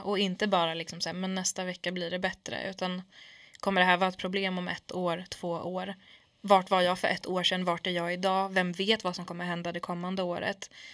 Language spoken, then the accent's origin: Swedish; Sweden; jag är från förorten, jag är kurd i grunden